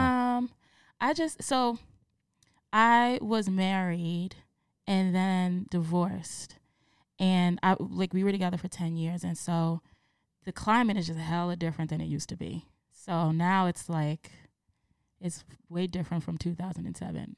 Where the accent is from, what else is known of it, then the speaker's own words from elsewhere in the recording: New York City, New York, United States; I am from the Bronx